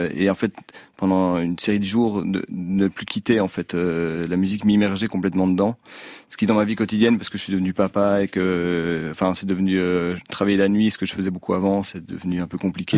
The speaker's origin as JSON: {"language": "French", "area": "Braine-l'Alleud", "region": "Wallonia", "country": "Belgium", "tie": "born or raised there", "moved": "as an adult", "lives_now": "Brussels, Belgium", "said": "je suis originaire de, de Brennaleux, donc un village, une petite ville à 20 km de Bruxelles."}